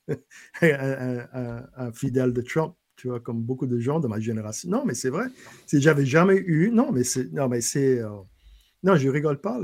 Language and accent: French; lower Bayou Lafourche, Louisiana, United States; French is a second language; now in Lafayette, United States; en bas du bayou, Cut-Off, Gallian, Golden Meadow, là d'où je viens